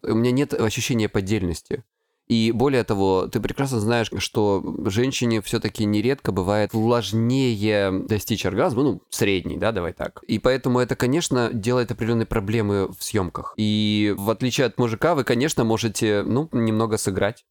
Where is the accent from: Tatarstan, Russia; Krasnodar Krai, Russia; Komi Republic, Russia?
Krasnodar Krai, Russia; я с Кубани